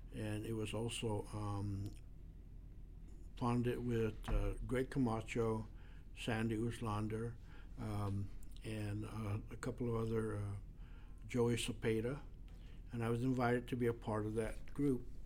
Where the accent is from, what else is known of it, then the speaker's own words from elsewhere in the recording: Guam; also born or lived in United States mainland; now in United States; originally, I was born in Guam. I was raised up in Ennearon.